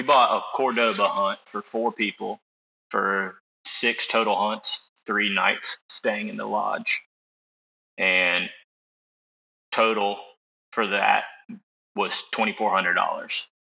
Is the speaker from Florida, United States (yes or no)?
yes; Tallahassee, Florida, United States; I'm from Tallahassee, Florida. Lived here my whole life